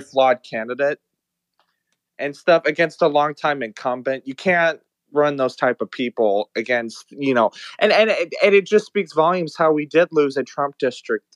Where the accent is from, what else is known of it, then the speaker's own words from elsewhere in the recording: Texas, United States; I'm from Texas